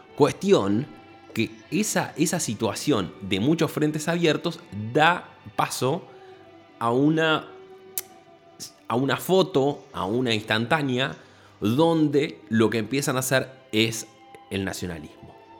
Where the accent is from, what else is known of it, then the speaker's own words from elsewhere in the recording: Buenos Aires, Argentina; el porteño, como puedo ser yo, que soy